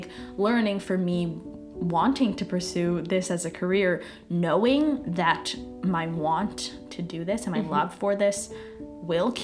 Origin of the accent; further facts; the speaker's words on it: Saskatoon, Saskatchewan, Canada; moved away; I'm from Saskatoon.